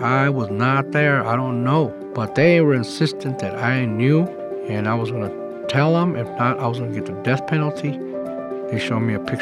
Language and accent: English; El Paso, Texas, United States; moved away as an adult; also born or lived in Austin, Texas; I grew up in El Paso, Texas.